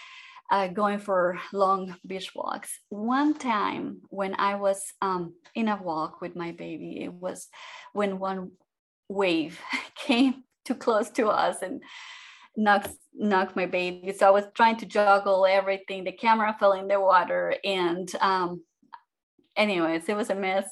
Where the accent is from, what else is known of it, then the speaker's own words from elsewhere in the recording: Mexico; moved away as an adult; also born or lived in Austria; now in Florida, United States; I was born in Mexico, like you say, in a family of five girls